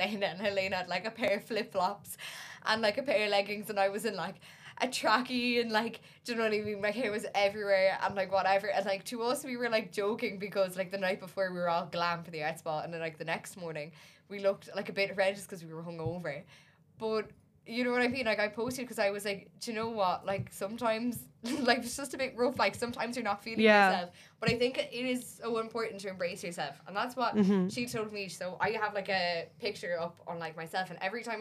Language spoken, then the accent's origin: English; Ireland